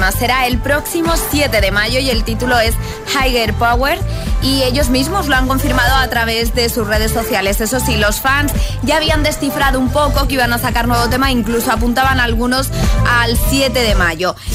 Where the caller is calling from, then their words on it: Paiporta, Valencian Community, Spain; Buenos días, soy … de Paiporta.